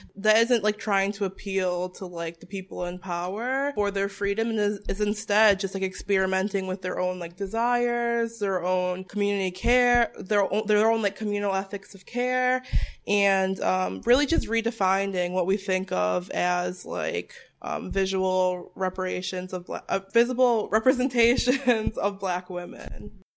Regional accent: Bristol, Connecticut, United States; also born or lived in Boston area; I was born and raised in Bristol, Connecticut

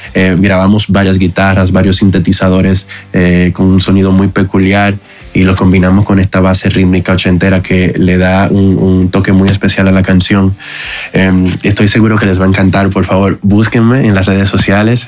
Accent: Dominican Republic; moved away as an adult; now in Mexico; soy de la República Dominicana, pero pues ya llevo cuatro años en México

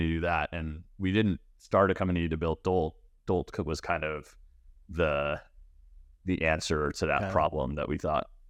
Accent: Canada; So I'm Canadian. I grew up kind of around Canada. I went to the University of Waterloo.

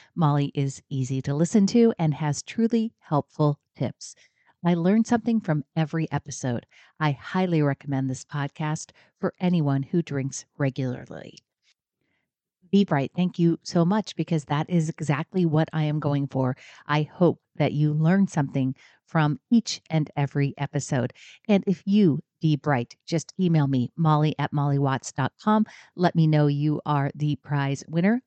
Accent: Oregon, United States; I'm from Oregon. I get rain all the time

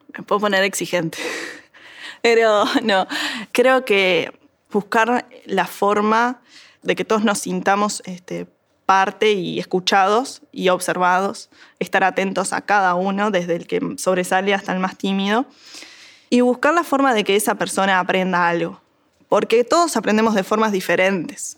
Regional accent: Montevideo, Uruguay; soy de Montevideo

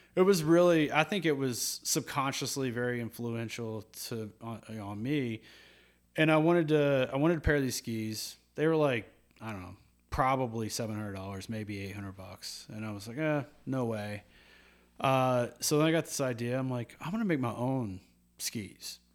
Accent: Louisville, Kentucky, United States; moved away; growing up in Kentucky.

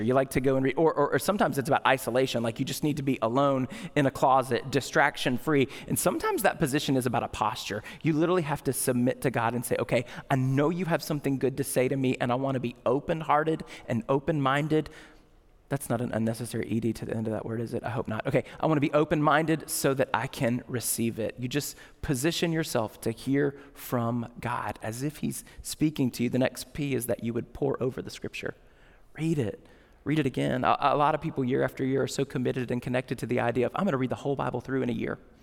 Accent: United States; we're American

